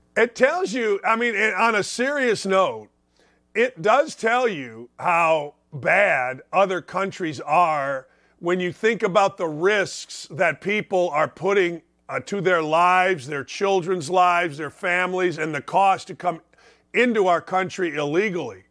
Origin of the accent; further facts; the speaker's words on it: Gary, Indiana, United States; I was born in Gary, Indiana